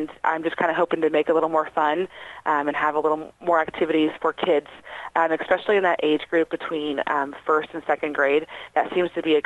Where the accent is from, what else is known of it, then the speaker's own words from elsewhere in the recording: Batesville, United States; I'm from Batesville, so I get to work with my community